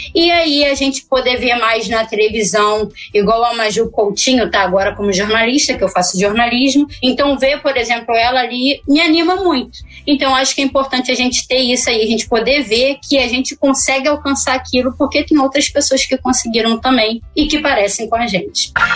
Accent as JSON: {"language": "Portuguese", "region": "Rio de Janeiro", "country": "Brazil", "said": "Eu sou aqui da Zona Oeste, eu moro próximo de Santa Cruz"}